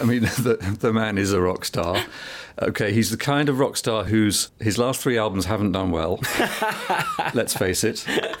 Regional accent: England, United Kingdom; because I'm an English cricket lover.

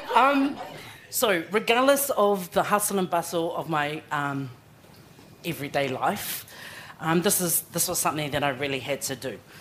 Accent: Auckland, New Zealand; also born or lived in Tokoroa, New Zealand / Samoa (ancestral villages); I was born in Tokoroa, and I've lived and been brought up in West Auckland, and I'm still there now.

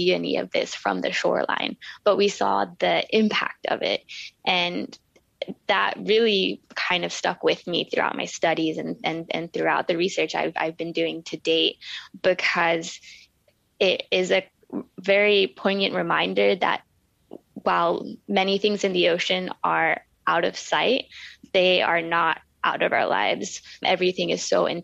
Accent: Gulf Coast of Florida, United States; moved away as an adult; also born or lived in Aotearoa; now in New Zealand; I grew up on the water. I grew up on the Gulf Coast of Florida

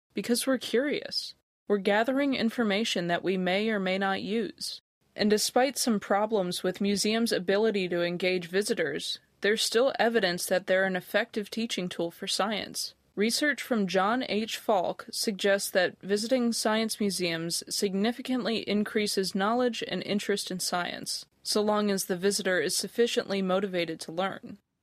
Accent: United States; moved away as an adult; also born or lived in Otago, New Zealand; now in Dunedin, New Zealand; I grew up just outside Washington, D.C.

